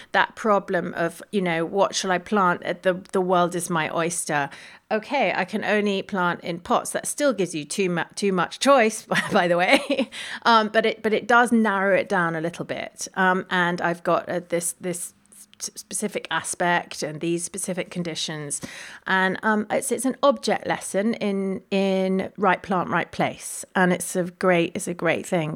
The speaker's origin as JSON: {"language": "English", "region": "London", "country": "United Kingdom", "tie": "born or raised there", "said": "I was born, born in London and raised in London."}